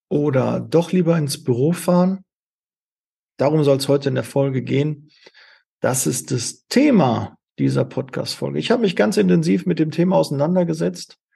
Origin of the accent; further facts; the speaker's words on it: Witten, North Rhine-Westphalia, Germany; also born or lived in Bochum; Also ich komme ja aus, aus Witten und habe es äh, bis dahin nie hinbekommen